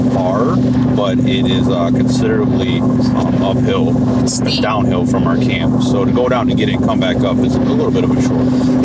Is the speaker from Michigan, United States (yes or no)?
yes; Michigan, United States; We're from Michigan, so everything's pretty flat